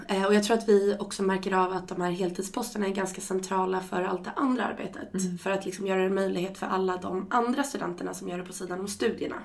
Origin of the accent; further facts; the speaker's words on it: Stockholm, Stockholm County, Sweden; moved away as an adult; now in Uppsala, Sweden; lite i Uppsala och lite i Stockholm där jag kommer ifrån